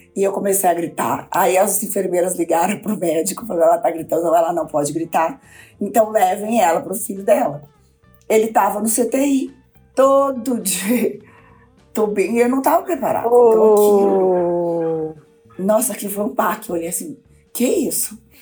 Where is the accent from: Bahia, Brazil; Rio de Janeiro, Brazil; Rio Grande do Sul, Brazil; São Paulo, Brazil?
Rio Grande do Sul, Brazil; interior of; moved away; also born or lived in Minas Gerais; eu era gaúcho do interior